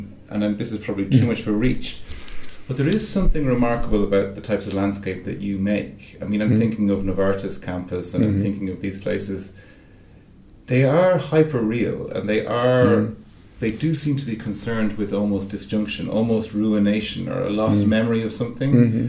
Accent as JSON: {"language": "English", "country": "Ireland", "said": "as an Irish person"}